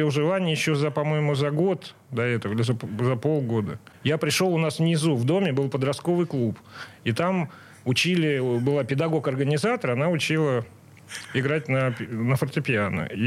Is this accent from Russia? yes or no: yes; Saint Petersburg, Russia; Я родился на Суворовском, насколько я